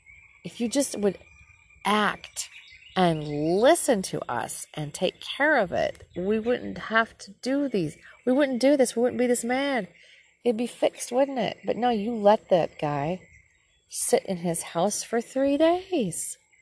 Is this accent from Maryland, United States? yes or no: no; Minnesota, United States; This is my home state, Minnesota.